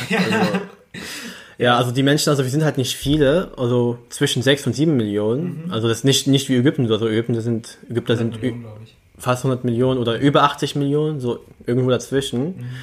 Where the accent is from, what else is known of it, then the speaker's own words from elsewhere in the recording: Berlin, Germany; born there; ich bin in Berlin geboren, aber meine Familie, äh, meine Eltern sind nicht in Berlin geboren, die sind nämlich in Libyen geboren.